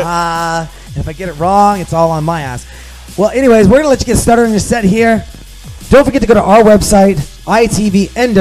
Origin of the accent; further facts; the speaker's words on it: Seattle, Washington, United States; I grew up here in Seattle my entire life